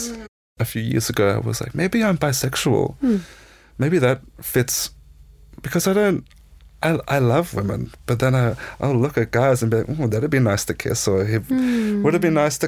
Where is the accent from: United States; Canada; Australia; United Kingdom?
Australia; near Byron Bay and Nimbin, northern New South Wales; I was brought up in a little small hippie town in northern New South Wales, kind of close to that Byron Bay, Nimbin region